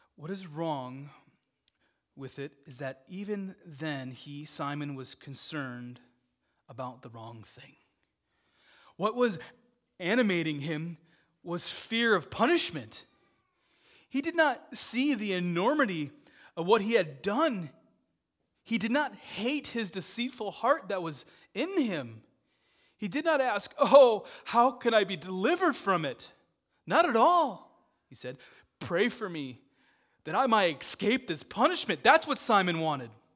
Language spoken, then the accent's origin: English; Dubuque, Iowa, United States; I grew up in Dubuque, Iowa.